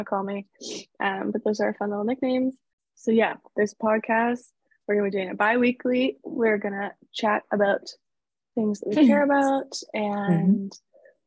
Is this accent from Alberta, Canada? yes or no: no; Toronto, Ontario, Canada; We're both from Toronto